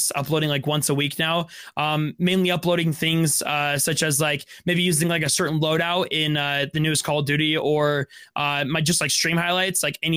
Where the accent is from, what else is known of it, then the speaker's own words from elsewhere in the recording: Utah, United States; I'm from Utah.